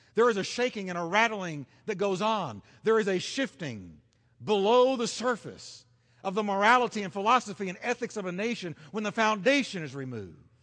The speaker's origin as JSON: {"language": "English", "country": "United States", "said": "as an American"}